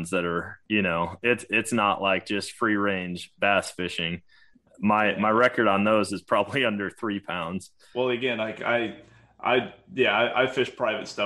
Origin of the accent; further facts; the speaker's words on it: Wisconsin, United States; I'm from Wisconsin, man. We don't have things like this there.